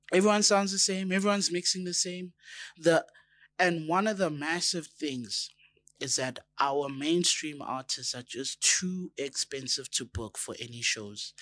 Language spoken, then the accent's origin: English; South Africa